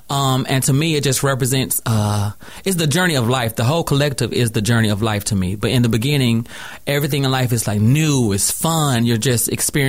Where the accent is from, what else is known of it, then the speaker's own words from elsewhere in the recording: College Park, Georgia, United States; also born or lived in Henry County, Georgia; I'm from Atlanta, Georgia. I'm an AT alien first.